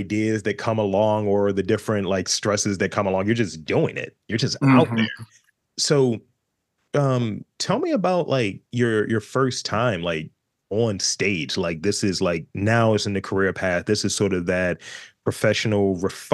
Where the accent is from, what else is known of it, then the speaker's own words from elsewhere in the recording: Baltimore, Maryland, United States; I was in a high rise building 1035 over there on, like, Orleans Street